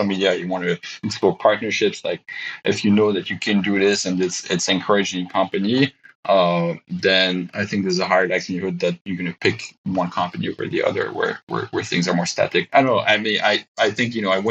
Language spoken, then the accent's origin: English; Belgium; moved away as an adult; we just decided it was time for us to be closer to family. So we're moving back to Belgium